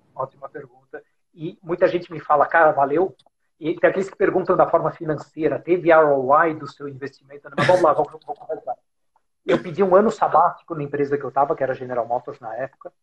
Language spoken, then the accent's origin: Portuguese; São Paulo, Brazil; also born or lived in Germany; sou brasileiro, nascido em São Paulo